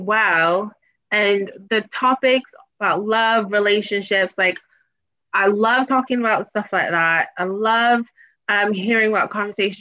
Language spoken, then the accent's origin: English; Boston, Massachusetts, United States; moved away as an adult; also born or lived in Washington, D.C.; now in London, United Kingdom; my hometown is Boston